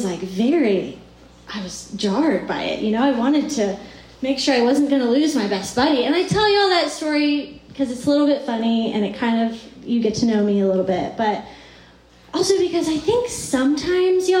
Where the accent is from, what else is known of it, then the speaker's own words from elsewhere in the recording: Charlottesville, Virginia, United States; moved away as an adult; also born or lived in Atlanta, Georgia / Athens, Georgia; now in Richmond, United States; I'm originally from Virginia